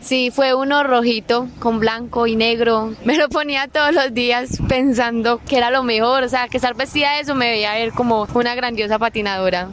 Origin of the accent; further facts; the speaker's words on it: Yolombó, Antioquia, Colombia; soy del municipio de Yolombó